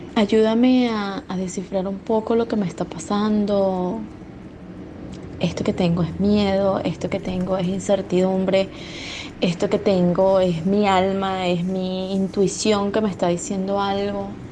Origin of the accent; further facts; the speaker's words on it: Venezuela; moved away as an adult; now in Argentina; después de salir de Venezuela, después de tener que dejar mi país